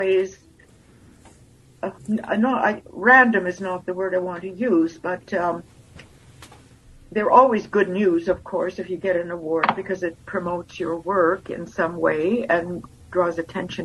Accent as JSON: {"language": "English", "area": "the Interlake", "region": "Manitoba", "country": "Canada", "tie": "born or raised there", "also_born_or_lived": "Lithuania", "lives_now": "Winnipeg, Canada", "said": "I grew up in the Interlake, actually, that's where I started school."}